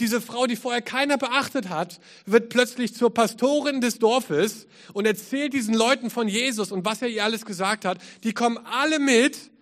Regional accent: Düsseldorf, North Rhine-Westphalia, Germany; moved away as an adult; also born or lived in England; now in Cologne, Germany; Ich bin in Düsseldorf geboren

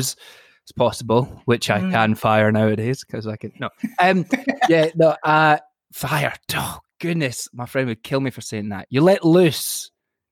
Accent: Furnace, Scotland, United Kingdom; moved away as an adult; also born or lived in London; now in Tunbridge Wells, United Kingdom; So I grew up in Argyll on the west coast of Scotland. I'm from a tiny little village called Furness, okay, which is outside Inverary

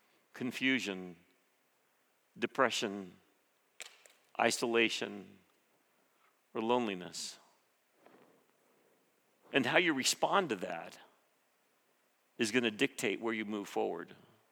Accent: Philippines; I grew up in the Philippines. When I was 6 years old, we moved to that tropical place, hot, humid

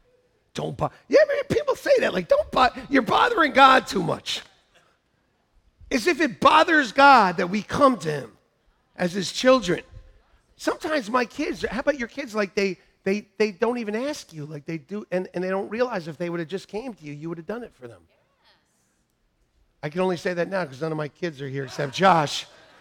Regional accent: Iowa, United States; I'm from Iowa, and I've had people cry

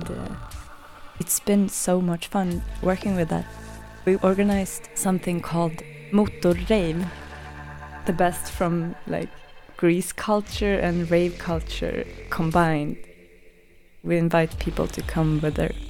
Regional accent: Sweden; moved away; my hometown

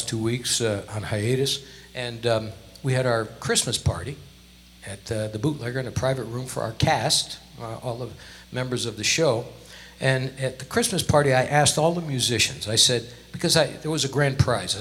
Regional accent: Connecticut, United States; now in Las Vegas, United States; I grew up in Connecticut

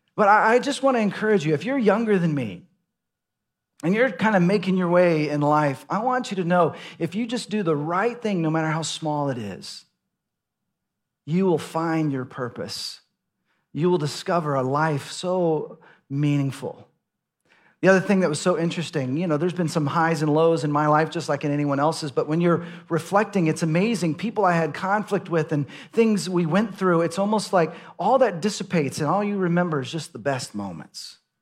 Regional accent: Dallas, Texas, United States; moved away as an adult; also born or lived in Seattle / Los Angeles; now in Austin, United States; I grew up in Dallas, Fort Worth

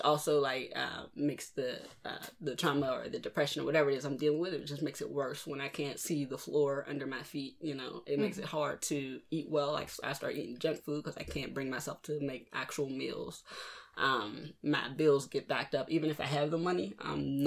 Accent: Pittsburgh, Pennsylvania, United States; also born or lived in Baltimore; I'm from Pittsburgh. Well, I'm from Baltimore, but I was raised in Pittsburgh. Been here since I was about 2.

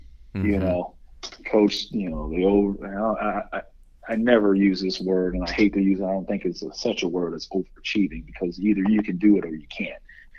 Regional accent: Anderson, United States; Growing up in Anderson, we were always expected

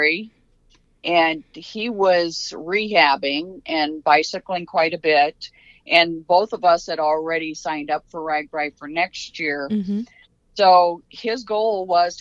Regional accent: Waverly, Iowa, United States; I'm from Northeast Iowa, a small town called Waverly, Iowa

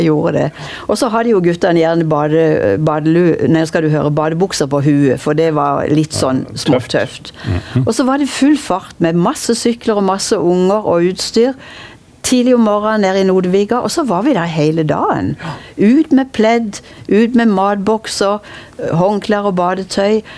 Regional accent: Kristiansand, Agder, Norway; da jeg vokste opp i Kvadraturen på 50-tallet

